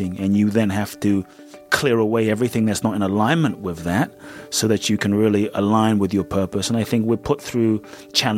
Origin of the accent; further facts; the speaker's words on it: London, United Kingdom; moved away as an adult; also born or lived in Ghana / Peckham; I grew up in London